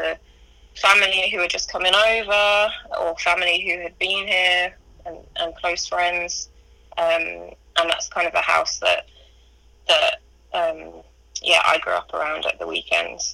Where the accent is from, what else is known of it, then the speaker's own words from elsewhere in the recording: London, United Kingdom; I was born in London, in northeast London.